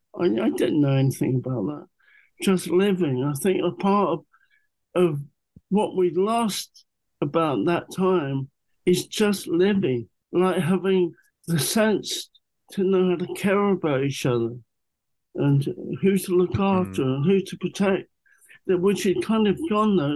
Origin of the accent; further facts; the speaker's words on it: London, United Kingdom; I have very fond memories of growing up in Muswell Hill, North London.